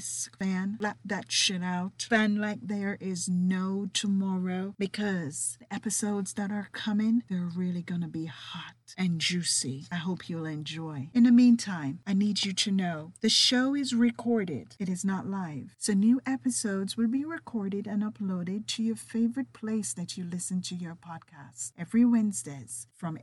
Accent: Jamaica; accent: Jamaican with a little bit of British; certainly my distinct accent. You see, I am Jamaican with a little bit of British running through me.

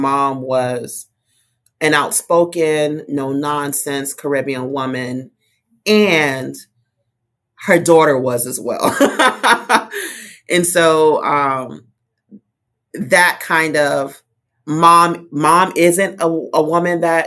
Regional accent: Fort Lauderdale, Florida, United States; also born or lived in Miami; I was born in Broward County in Fort Lauderdale and have been living this double county life for some time.

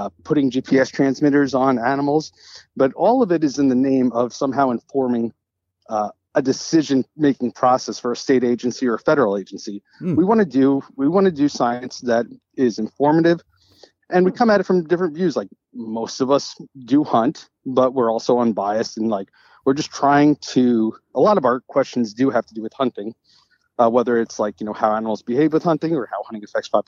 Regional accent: New York, United States; moved away; also born or lived in Tennessee; I'm originally from New York

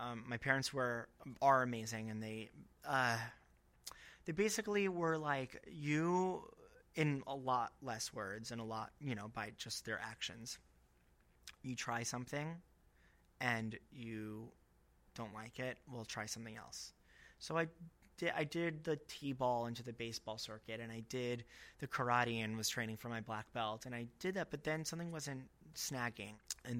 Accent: Fort Lauderdale, Florida, United States; also born or lived in Long Island, New York; Well, I'm actually originally from Long Island. Oh. Yeah, I'm a Long Island Jew by blood, but I was raised in Fort Lauderdale, so I'm like a Boca Jew.

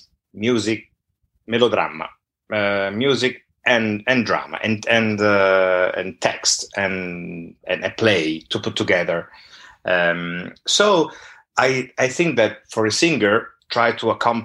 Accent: Milan, Lombardy, Italy; accent: northern accent; first language Italian; English is a second language; moved away; also born or lived in Naples (ancestry); I'm Italian. I grew up in Italy

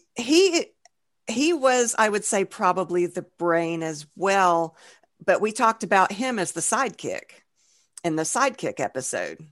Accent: Georgia, United States; we're from Georgia, so we're country bumpkins, too

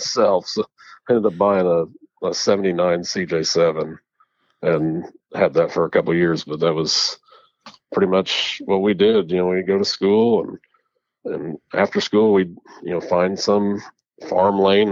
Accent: Bloomfield, Indiana, United States; I was born and raised in Bloomfield, Indiana

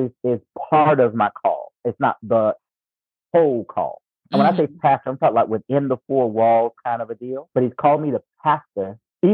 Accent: Lumberton, North Carolina, United States; moved away as an adult; now in Raleigh, United States; my hometown is a little place called Lumberton, North Carolina. But where I've been for the past 20 plus years is Raleigh, North Carolina

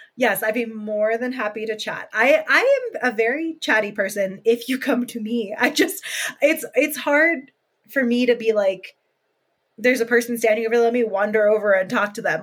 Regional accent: California, United States; moved away as an adult; now in Colorado, United States; I lived in California since I was born, and then I moved to Colorado two years ago

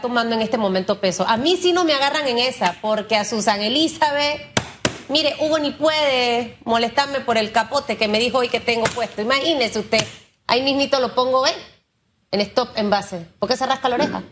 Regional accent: Panama; como panameño

